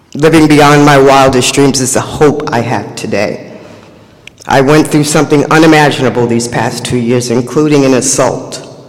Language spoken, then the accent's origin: English; New York City, New York, United States; I was born and raised in Harlem, USA.